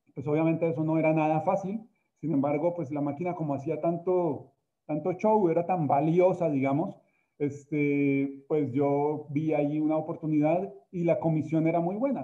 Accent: Colombia; moved away as an adult; now in Mexico; yo soy colombiano, tengo también el, honor de haber nacido, pues nací en una tierra hermosa como Colombia

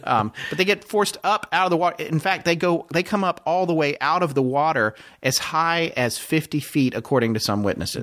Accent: United States; as an American

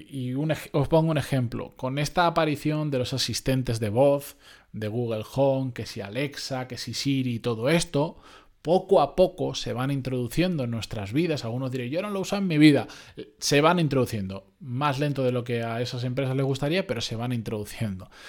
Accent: Benidorm, Valencian Community, Spain; moved away; Yo soy originariamente de Benidorm, ciudad turística por defecto para quien no lo sepa

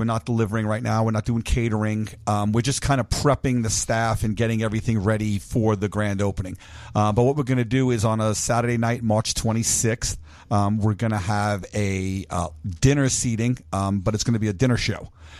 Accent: New York, United States; now in Las Vegas, United States; I'm from Brooklyn. Yeah. We grew up parallel to each other. He's 55, I'm 52.

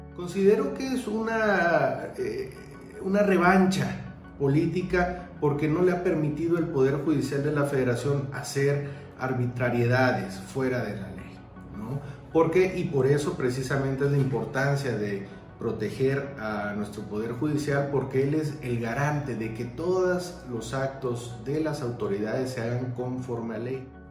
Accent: Mexico; como sociedad mexicana

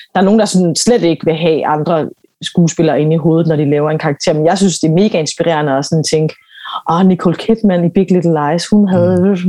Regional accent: Aarhus, Central Denmark Region, Denmark; Jeg kommer fra Aarhus og startede sådan på en, på en amatørscene der sammen med en masse andre unge

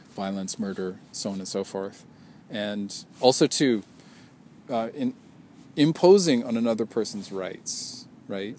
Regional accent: Canada; I'm Canadian

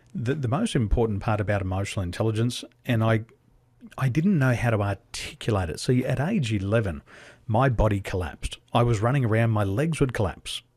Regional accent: Australia; moved away as an adult; also born or lived in Dubai / Taiwan; being an Aussie, we live on a big island, but we're a small community

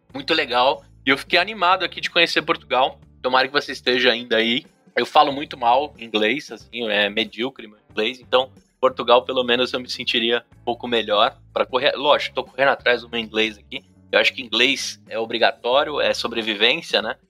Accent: Brazil; como brasileiro

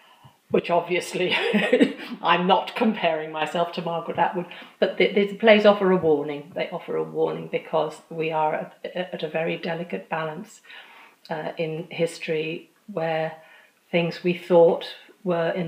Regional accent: England, United Kingdom; I was born in England. I am diaspora

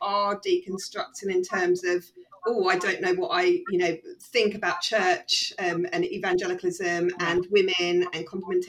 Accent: United Kingdom; being British

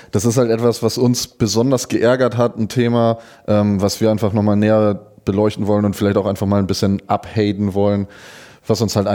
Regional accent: Schleswig-Holstein, Germany; denn in meiner Heimat in Dithmarschen ist der Haider SV in die Regionalliga aufgestiegen.

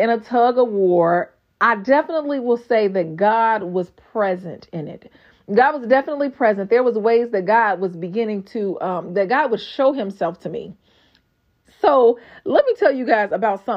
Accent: Gary, Indiana, United States; accent: GI accent; moved away as an adult; also born or lived in Texas; I was born and raised in Gary, Indiana.

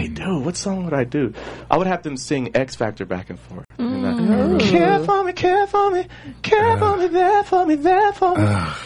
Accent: Pasadena, California, United States; also born or lived in Alabama; I'm from L.A. I was raised primarily in Pasadena and where I live now in View Park, L.A.

